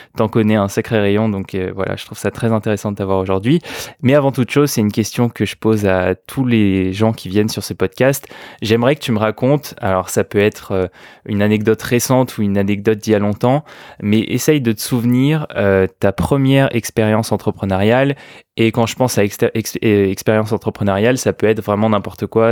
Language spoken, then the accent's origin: French; France; accent: French; avec mon horrible accent français